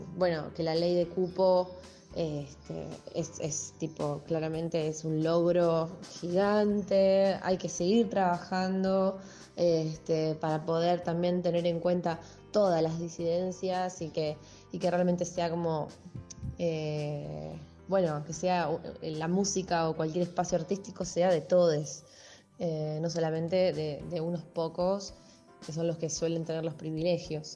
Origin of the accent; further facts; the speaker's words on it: Buenos Aires, Argentina; tengo 32 años y soy de Capital Federal